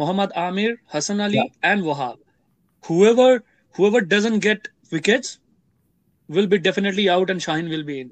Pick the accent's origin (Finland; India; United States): India; I'm Indian and my team is India